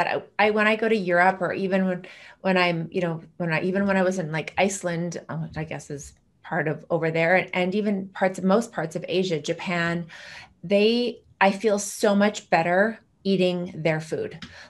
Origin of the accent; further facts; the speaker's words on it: Canada; I'm Canadian.